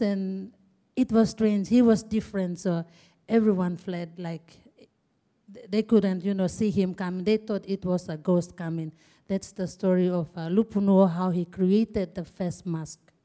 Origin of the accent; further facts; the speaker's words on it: Asaro, Eastern Highlands, Papua New Guinea; I'm from Eastern Highlands, and I am proud to be a Asaro woman. My district is Asaro.